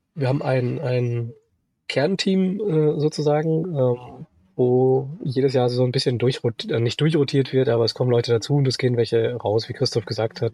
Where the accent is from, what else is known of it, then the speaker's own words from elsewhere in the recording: Sauerland, North Rhine-Westphalia, Germany; now in Munich, Germany; komme nicht aus Österreich, aus dem schönen Sauerland. Mich hat es auch irgendwann nach München verschlagen, mittlerweile schon 15 Jahre hier in München